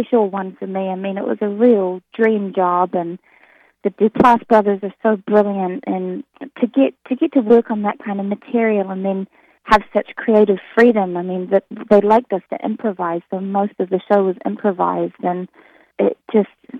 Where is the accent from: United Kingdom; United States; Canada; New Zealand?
New Zealand; accent: New Zealand; moved away; I'm from New Zealand